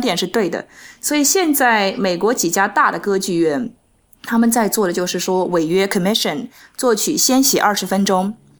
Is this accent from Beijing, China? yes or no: no; Nanjing, Jiangsu, China; now in New York, United States; 我是南京人